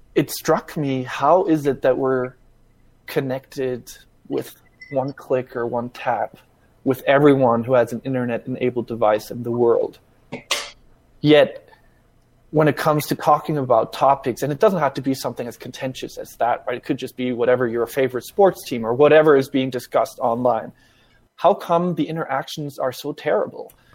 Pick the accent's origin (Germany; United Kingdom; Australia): Germany; now in United States; I grew up in Germany, even.